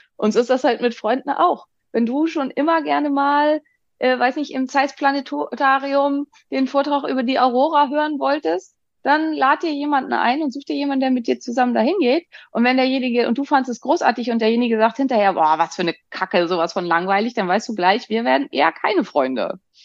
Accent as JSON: {"language": "German", "region": "Northern Germany", "country": "Germany", "said": "ich bin ja aus Norddeutschland."}